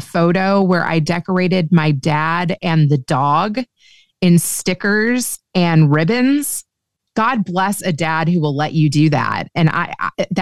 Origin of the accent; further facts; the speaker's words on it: Kentucky, United States; moved away as an adult; also born or lived in Los Angeles, United States; I grew up Jewish in Kentucky